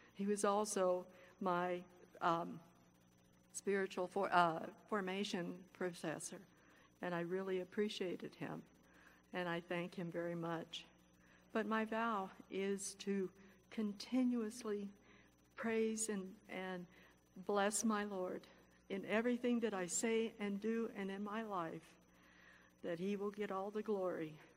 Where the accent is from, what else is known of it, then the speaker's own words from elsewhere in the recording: Lancaster, California, United States; I'm from Lancaster, uh, California